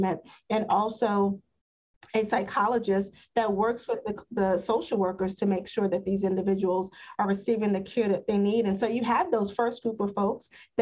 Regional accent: New York City, New York, United States; I grew up in East Harlem

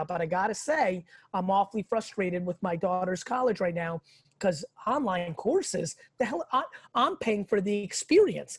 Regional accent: Russia; now in United States; I was born in the Soviet Union. In Russia

